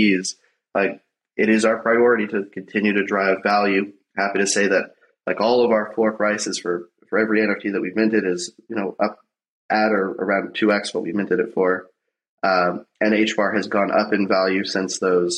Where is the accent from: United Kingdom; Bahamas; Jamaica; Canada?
Canada; I'm Canadian.